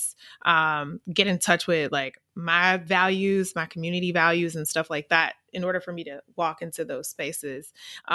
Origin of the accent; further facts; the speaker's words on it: Missouri, United States; accent: AAVE; I'm from Missouri. We have a certain dialect that we speak in.